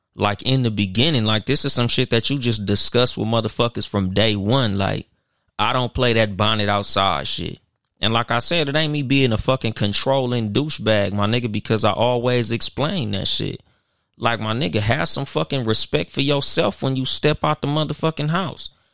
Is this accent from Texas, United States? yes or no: no; Compton, California, United States; in the hood, like, I'm from Compton